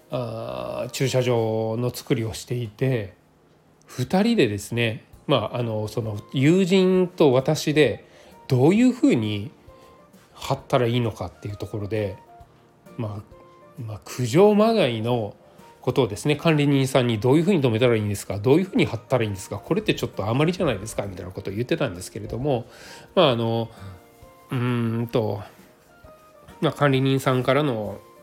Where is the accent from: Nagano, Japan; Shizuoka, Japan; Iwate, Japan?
Nagano, Japan; moved away; 私地元が長野県なので長野県で、えー、帰省をしている中で